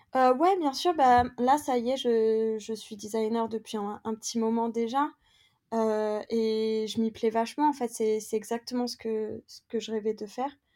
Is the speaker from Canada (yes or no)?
no; France; moved away as an adult; now in London, United Kingdom; si on est des Français en France